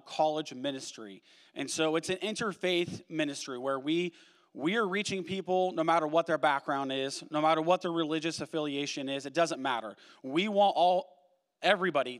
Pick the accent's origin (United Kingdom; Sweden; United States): United States; Washington; moved away as an adult; now in Oregon, United States; We are Pacific Northwesterners through and through. We grew up in Washington. We moved down to Oregon.